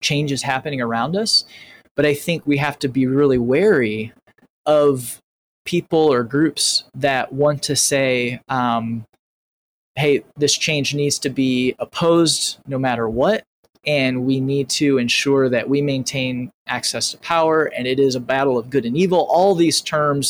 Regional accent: Northern Indiana, United States; Northern Indiana

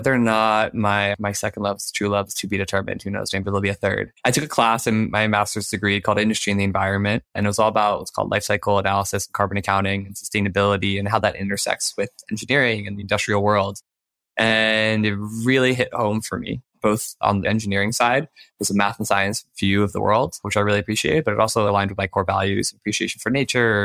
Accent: Maryland, United States; I grew up in Maryland

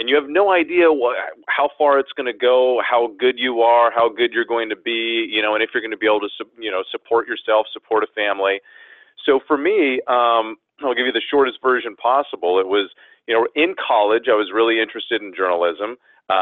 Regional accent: San Francisco Bay Area, California, United States; moved away as an adult; also born or lived in Maryland; now in New York City, United States; I'm from California, the San Francisco Bay Area, and my whole family's there

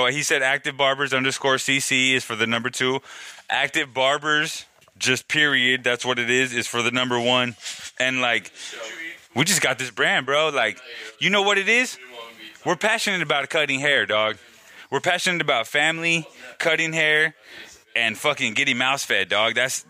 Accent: Venice, California, United States; So, as a memory, as growing up, I'm from Venice.

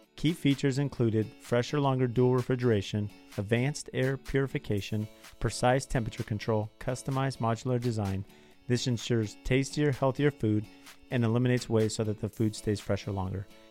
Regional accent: Southern California, United States; I grew up in Southern California

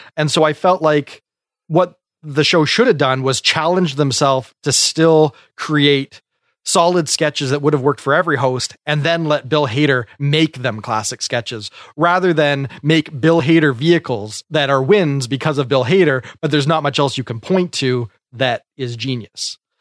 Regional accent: Canada

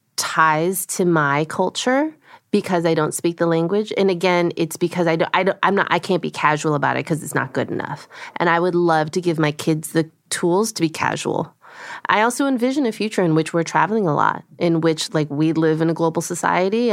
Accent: United States; first language Korean; English is a second language; grew up in a household speaking Korean, so my first language is Korean. I learned English you know, by being in America

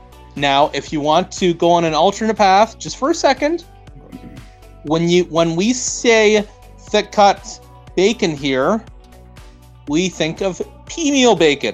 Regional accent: Canada; because I'm a Canadian. I'm a fucking Canadian, and I'm going to say what I think.

